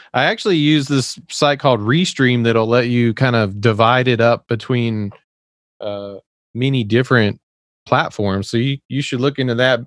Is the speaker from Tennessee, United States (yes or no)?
yes; Tennessee, United States; accent: Southern; I was actually raised in the South. I'm from Tennessee, and I don't really have much of an accent, but I, I, it'll come out